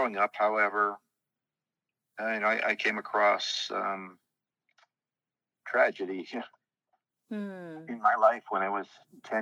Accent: El Cajon, California, United States; also born or lived in San Diego, California; I was born in San Diego, and then I grew up in El Cajon, California

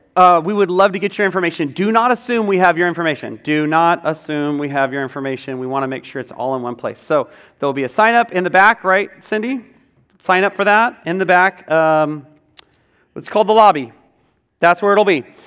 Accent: United States; as Western American people

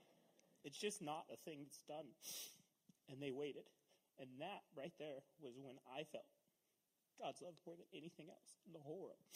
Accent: Castle Rock, United States; I grew up in Castle Rock, so we were like 6 miles out of town

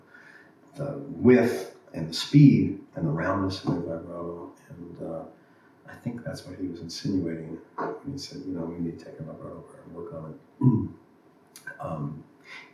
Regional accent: Los Angeles, California, United States; growing up in Los Angeles in that era

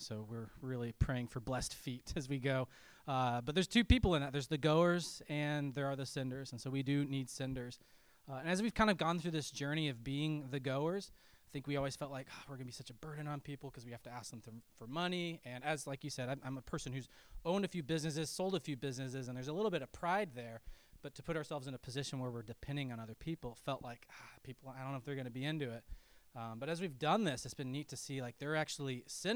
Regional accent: Colorado, United States; I grew up in Colorado in the mountains.

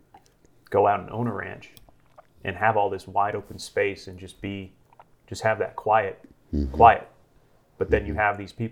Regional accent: East Coast, United States; first language English; now in Denver, United States; I'm from the East Coast

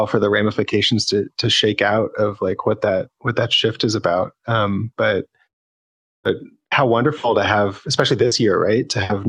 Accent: Northern Virginia, United States; I grew up in Northern Virginia

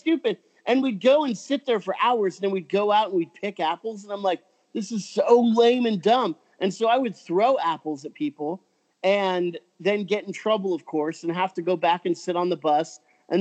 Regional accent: Orange County, California, United States; So I grew up in Orange County

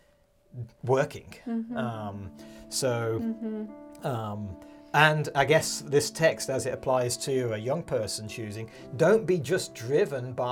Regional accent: United Kingdom; moved away as an adult; now in Montana, United States; we grew up in the United Kingdom, Carolyn and I. And we moved when our kids were 1 and 3

